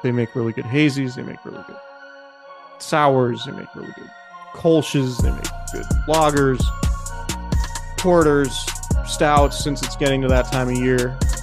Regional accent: Santa Rosa, California, United States; Santa Rosa, my hometown

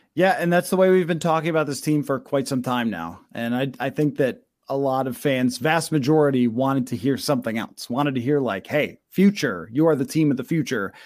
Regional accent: Buffalo, New York, United States; moved away; I am from Buffalo originally

